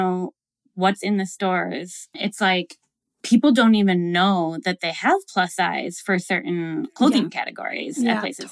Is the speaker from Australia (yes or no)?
no; Minneapolis, Minnesota, United States; I'm from Minnesota. I'm from Minneapolis.